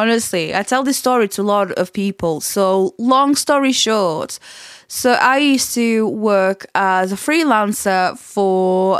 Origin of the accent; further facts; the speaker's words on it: Portugal; accent: Portuguese; English is a second language; come back with still move my Portuguese accent with a twang of, you know, I'd go to Scotland and then I'd come back with sort of like a Yorkshire and Scottish and Portuguese like accent mixed in together.